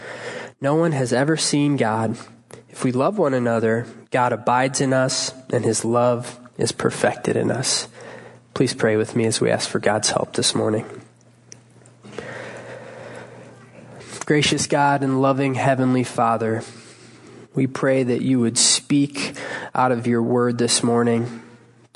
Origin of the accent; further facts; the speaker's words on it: Cleveland, Ohio, United States; I hail from Cleveland, Ohio